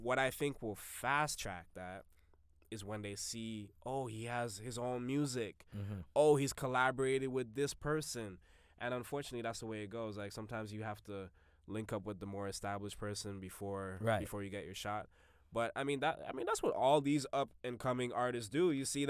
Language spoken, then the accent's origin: English; Jamaica; I'm a Jamaican. I'm a Jamaican. You got to have 4 or 5 jobs.